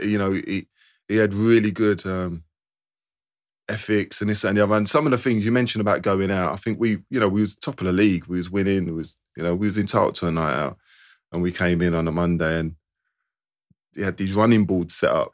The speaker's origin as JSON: {"language": "English", "region": "London", "country": "United Kingdom", "said": "I'm from London anyway. I could stay at my mum's in East London"}